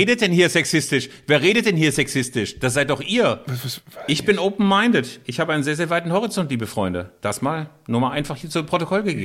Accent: Bielefeld, North Rhine-Westphalia, Germany; Hier bei uns in Bielefeld

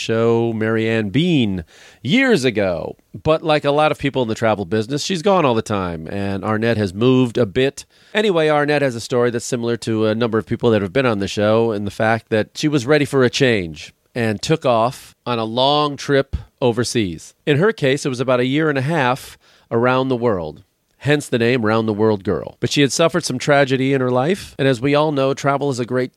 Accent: Chicago, Illinois, United States; born or raised there

